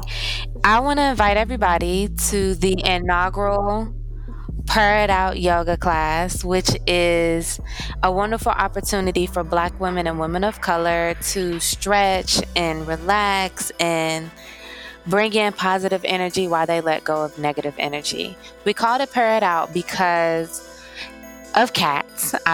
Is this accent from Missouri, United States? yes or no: yes; Missouri, United States; I grew up in Missouri